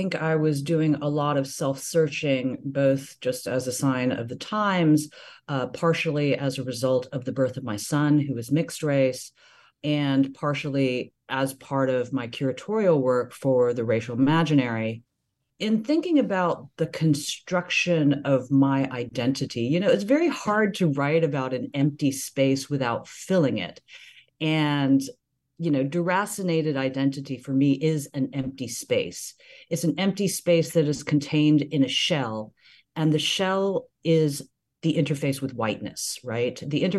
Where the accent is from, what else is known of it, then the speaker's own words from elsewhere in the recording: the South, United States; growing up in the South, people in ways that are deeply binary and deeply racialized, nonetheless have a connection to place, to homeland, that I have never felt